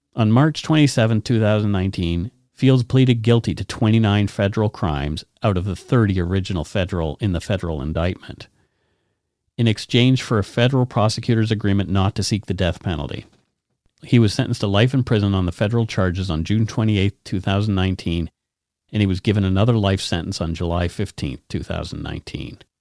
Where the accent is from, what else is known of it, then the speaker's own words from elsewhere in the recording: Bridgewater, Nova Scotia, Canada; my hometown, Bridgewater